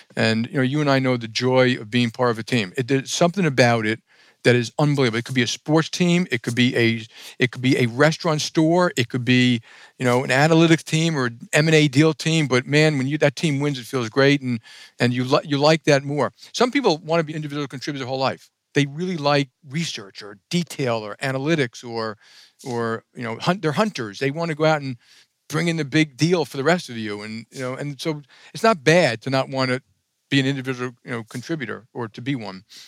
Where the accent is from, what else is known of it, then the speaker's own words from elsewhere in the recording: New York City, New York, United States; I grew up in Jackson Heights, Queens.